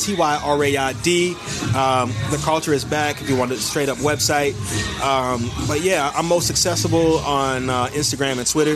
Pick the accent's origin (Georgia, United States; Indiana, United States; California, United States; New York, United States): California, United States; San Diego; also born or lived in San Fernando Valley, Los Angeles area; I'm from Dago in LA area, bro. Like, I'm from the Valley. You know what I'm saying? I'm from San Diego in the Valley.